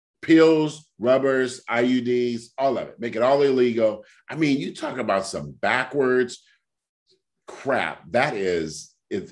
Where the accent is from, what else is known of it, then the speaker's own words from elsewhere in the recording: California, United States; hey, I'm from California.